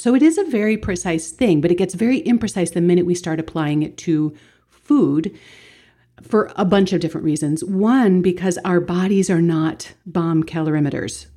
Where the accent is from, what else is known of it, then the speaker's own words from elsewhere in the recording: Baltimore, Maryland, United States; my hometown in Baltimore